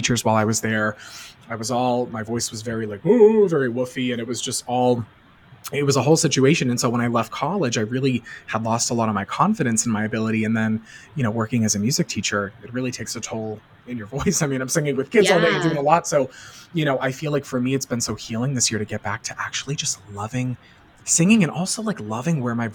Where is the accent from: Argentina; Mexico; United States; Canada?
United States; Boston, Massachusetts; I'm from the Boston area.